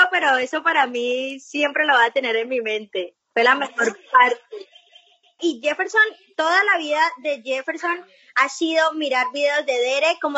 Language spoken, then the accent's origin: Spanish; Colombia; Sí, sí, como somos nosotros los colombianos.